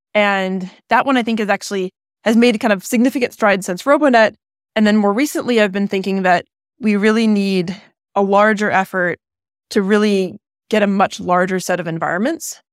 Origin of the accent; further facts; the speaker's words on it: California, United States; I grew up in California, um, about an hour east of where I am right now